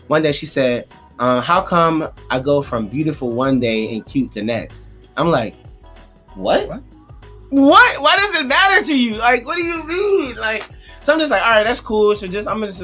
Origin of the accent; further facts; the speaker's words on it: Philadelphia, Pennsylvania, United States; I'm from Philly